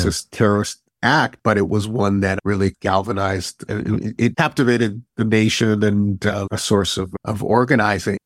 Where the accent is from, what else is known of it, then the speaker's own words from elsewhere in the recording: Berkeley, California, United States; I grew up here.